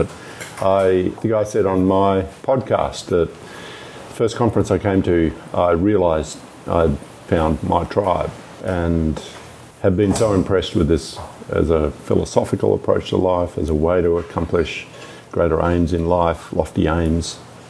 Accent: Perth, Western Australia, Australia; I'm from Perth in Western Australia.

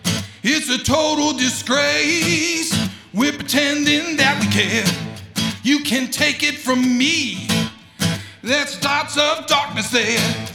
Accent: Akron, Ohio, United States; moved away as an adult; also born or lived in Nashville, Tennessee / Vermont; I am originally from Akron, Ohio, 40 miles southeast of Cleveland. It's quite a budding music scene there when I was in high school, and it kind of dried up a few years after getting out of high school, and I moved to Nashville, Tennessee

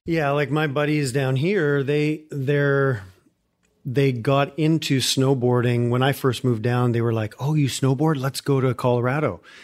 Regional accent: Calgary, Alberta, Canada; moved away as an adult; now in Houston, United States

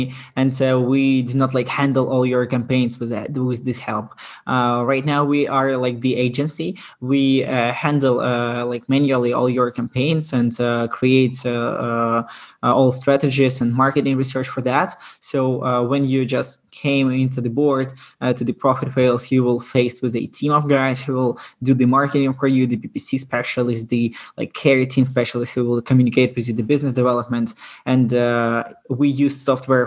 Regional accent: Ukraine; I'm originally from Ukraine.

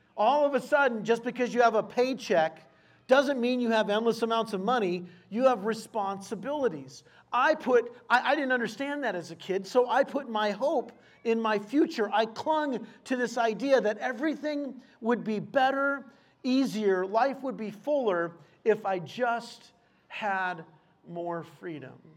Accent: El Cajon, California, United States; I grew up in El Cajon in San Diego

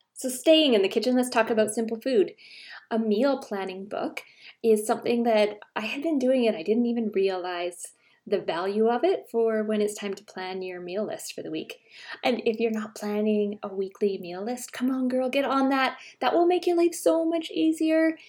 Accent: Canada; I'm Canadian

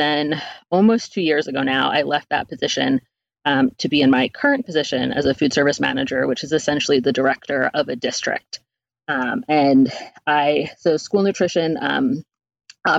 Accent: East Coast, United States; moved away; also born or lived in New York City; I'm from the East Coast originally, and lived in New York City and did that for a number of years.

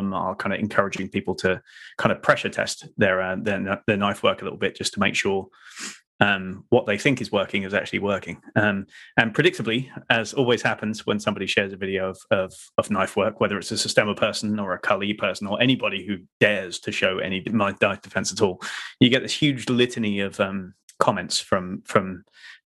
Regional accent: England, United Kingdom; we are English

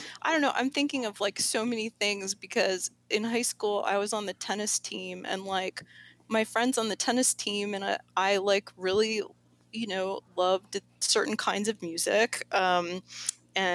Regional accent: Woodbury, New Jersey, United States; I'm from Woodbury, New Jersey.

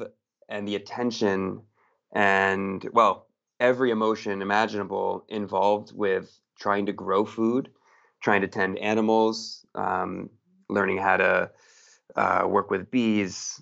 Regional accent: Massachusetts, United States; born or raised there; moved away as an adult; also born or lived in Piedmont, Italy; now in Portugal

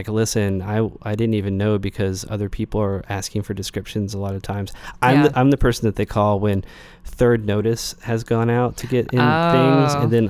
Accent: Knoxville, Tennessee, United States; Yeah, so, I grew up in Knoxville.

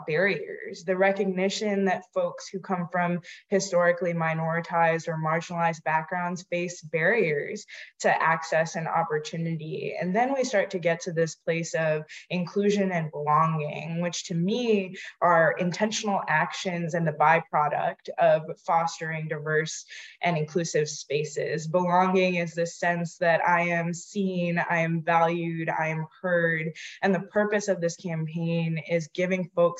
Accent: New York, United States; also born or lived in Hyderabad, India / Western Massachusetts; My family and I immigrated to the United States when I was 7. And so I was born in India, born in Hyderabad, and I grew up in immigrant communities in New York

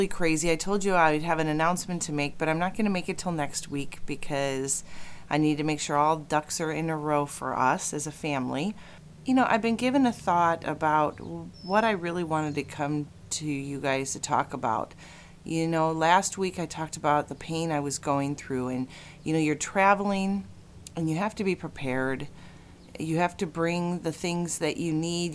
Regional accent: Chicago, Illinois, United States; moved away; I was actually in Chicago, which is my hometown

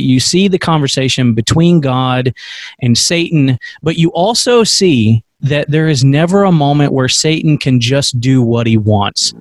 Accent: United States; as American Christians

